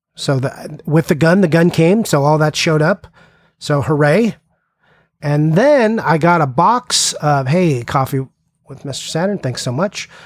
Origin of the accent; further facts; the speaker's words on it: California, United States; I'm from California